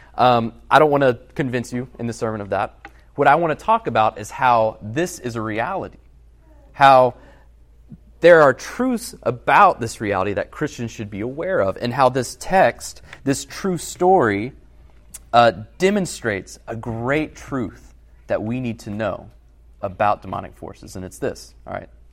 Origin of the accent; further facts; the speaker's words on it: Alabama, United States; moved away as an adult; also born or lived in Massachusetts; I'm from Alabama